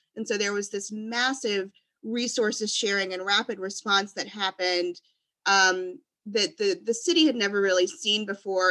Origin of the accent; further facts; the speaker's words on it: Louisiana, United States; also born or lived in Washington, District of Columbia, United States; now in Houston, United States; I'm originally from Louisiana. I um, grew up with hurricanes